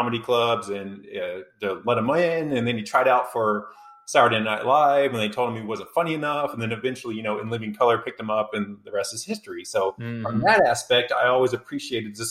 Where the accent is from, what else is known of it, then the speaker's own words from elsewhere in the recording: Dallas-Fort Worth area, Texas, United States; born and raised in the Dallas-Fort Worth area